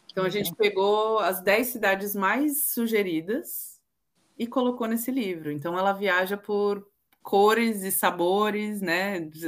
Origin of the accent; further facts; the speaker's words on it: Southeast, Brazil; now in London, United Kingdom; Eu venho do Sudeste